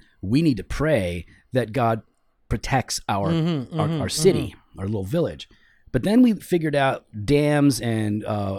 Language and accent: English; Missouri, United States; This is what I grew up with down in Missouri in the country.